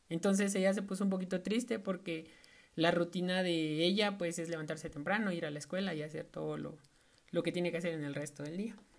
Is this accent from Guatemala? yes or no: yes; Totonicapán, Guatemala; yo soy de Totonicapán